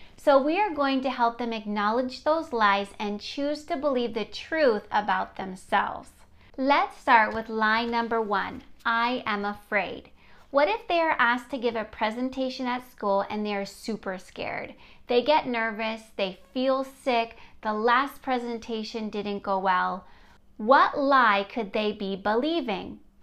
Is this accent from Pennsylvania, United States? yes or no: yes; near Gettysburg, Pennsylvania, United States; I grew up near Gettysburg, Pennsylvania